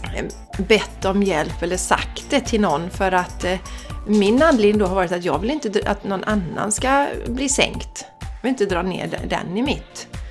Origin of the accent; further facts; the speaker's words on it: Borås, Västra Götaland, Sweden; also born or lived in Landvetter; jag är ju från Borås också